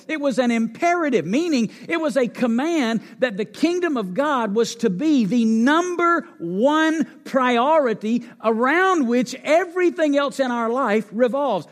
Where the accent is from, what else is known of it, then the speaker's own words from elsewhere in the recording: North Alabama, United States; moved away as an adult; also born or lived in Memphis, Tennessee; now in Las Vegas, United States; I grew up in North Alabama